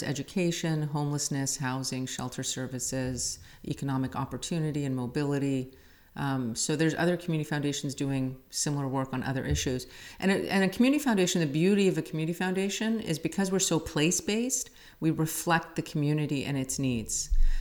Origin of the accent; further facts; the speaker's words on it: Calgary, Alberta, Canada; first language Assyrian Neo-Aramaic; English is a second language; also born or lived in Baghdad, Iraq / England; now in Modesto, United States; I grew up in Calgary, Alberta.